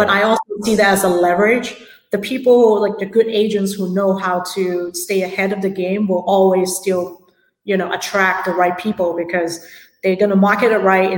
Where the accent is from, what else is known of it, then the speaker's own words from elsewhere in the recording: Hong Kong; now in San Francisco, United States; I'm from Hong Kong originally. So real estate is a really big part of our culture back at home as well